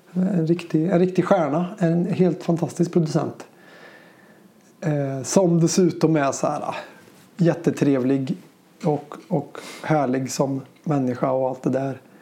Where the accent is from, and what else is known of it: Säffle, Värmland, Sweden; born or raised there; moved away as an adult; also born or lived in Gothenburg